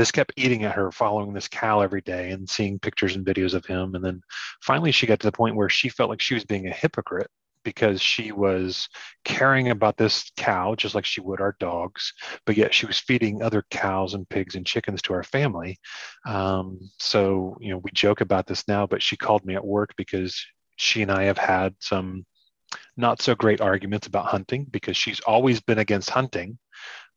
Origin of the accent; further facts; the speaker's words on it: Ohio, United States; I grew up hunting and fishing my whole life. You know, we grew up in Ohio.